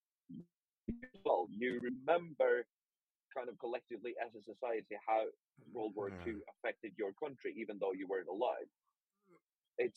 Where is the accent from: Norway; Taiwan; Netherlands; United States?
Norway; Norway, my home country.